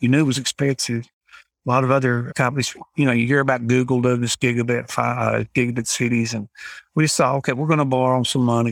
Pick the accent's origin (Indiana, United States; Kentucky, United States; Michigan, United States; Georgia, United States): Kentucky, United States; McKee; I grew up here in McKeague, Kentucky